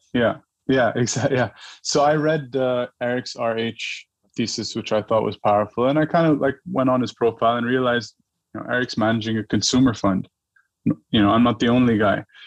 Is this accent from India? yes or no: no; Dubai, United Arab Emirates; moved away as an adult; also born or lived in New York; I grew up in Dubai, and Dubai is a very brand driven culture